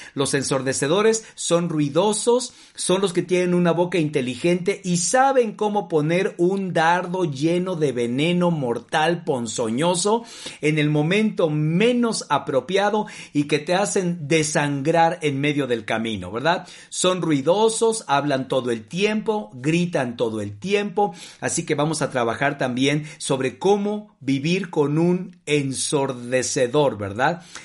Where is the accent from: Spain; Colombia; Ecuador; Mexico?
Mexico; no solamente como mexicanos